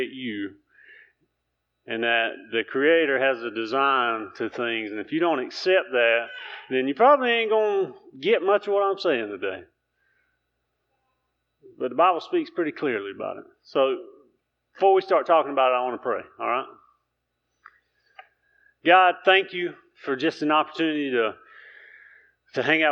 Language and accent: English; Keener, North Carolina, United States; I'm from Keener, North Carolina.